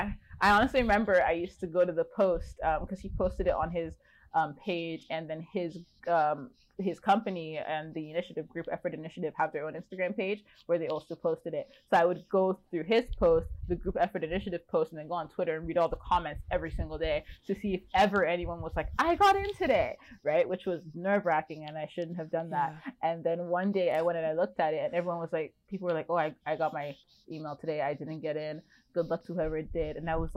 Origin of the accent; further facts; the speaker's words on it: Ontario, Canada; now in Vancouver, Canada; I'm from Ontario, and I've been to Vancouver before, but like outside my window right now, it's just mountains. Like, I've moved to Vancouver full time now because of the Adam Project